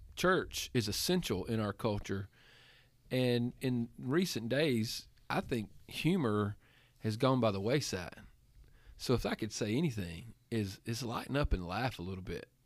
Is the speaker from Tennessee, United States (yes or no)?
yes; Giles County, Tennessee, United States; now in Andalusia, United States; Giles County, Tennessee, that's as close as you're gonna get to my hometown